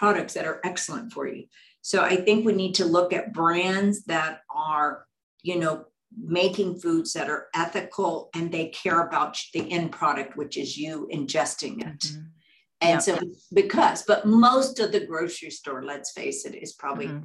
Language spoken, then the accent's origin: English; Texas, United States; I grew up in Texas